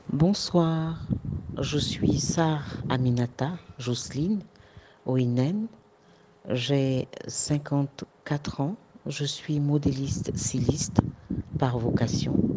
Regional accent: Côte d’Ivoire; de chez nous en Côte d'Ivoire

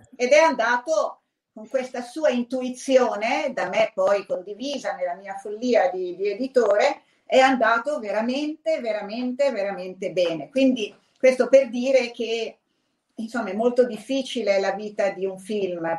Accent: Emilia-Romagna, Italy; sono Emiliano eh, Romagnoli

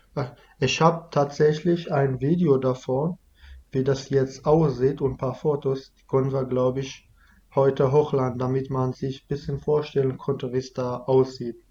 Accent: Iraq; first language Kurdish (Kurmanji); German is a second language; now in Germany; Dann sind wir halt aus dem Dorf umgezogen äh, nach Dogure. Das ist, wo ich halt mein ganzes Leben da gewohnt habe, bis wir geflüchtet sind.

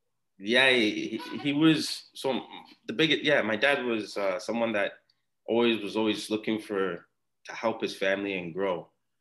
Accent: Ghana; Yeah, I'm originally from Ghana. So my parents were born and raised there. And that's where we come from. So we come from Ghana originally.

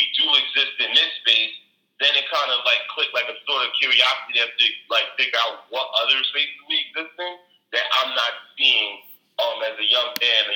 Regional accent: New York City, New York, United States; I grew up born and raised in Brooklyn

